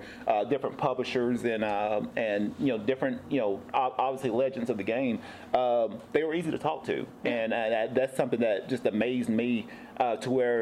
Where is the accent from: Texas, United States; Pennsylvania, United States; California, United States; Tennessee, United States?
Tennessee, United States; now in San Diego, United States; I'm actually from the East Coast. I'm from Tennessee